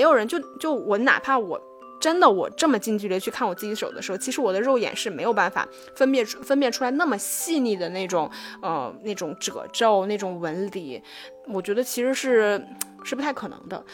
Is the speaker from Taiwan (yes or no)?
no; China; 我们中国人的这种